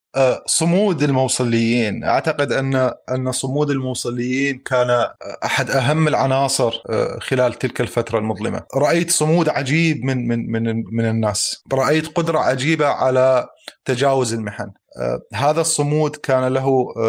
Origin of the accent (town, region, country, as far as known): Mosul, Nineveh, Iraq